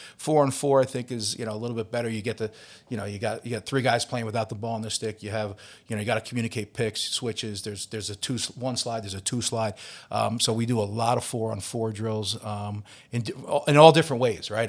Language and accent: English; Long Island, New York, United States; now in Philadelphia, United States; I'm from Long Island